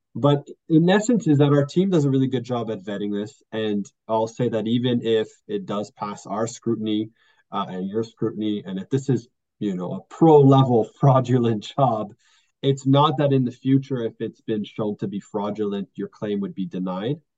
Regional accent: Quebec, Canada; I'm actually from Quebec

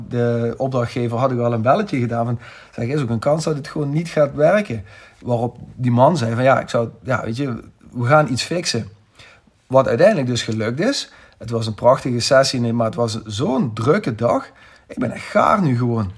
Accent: Netherlands; zijn we Nederlanders of West-Europeanen

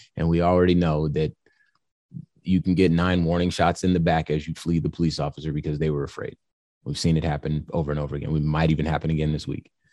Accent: California, United States; I was born in California.

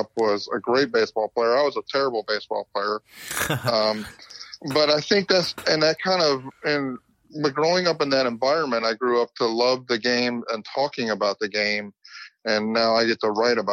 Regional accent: Wisconsin, United States; I grew up in Wisconsin

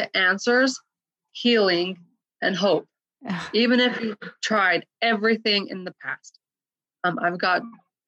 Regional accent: Utah, United States; also born or lived in Portland, Oregon; I grew up in Utah my whole life, went out to Portland, Oregon

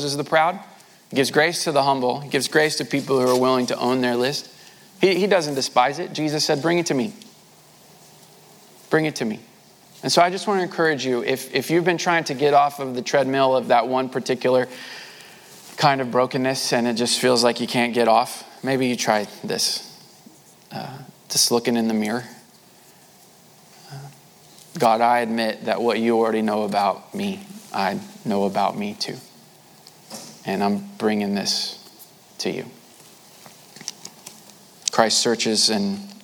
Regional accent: United States; born or raised there

